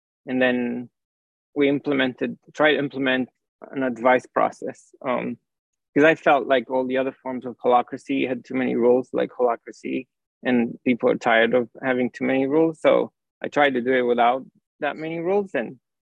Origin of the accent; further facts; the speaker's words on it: Romania; moved away; also born or lived in France / Paris; I grew up in Romania, and then I moved to France and I studied physics